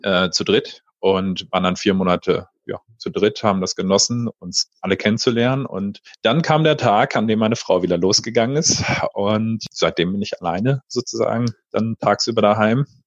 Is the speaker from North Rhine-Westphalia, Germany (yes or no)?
yes; Paderborn, North Rhine-Westphalia, Germany; also born or lived in Berlin-Spandau; now in Berlin, Germany; Ursprünglich aus Ostwestfalen, aus Paderborn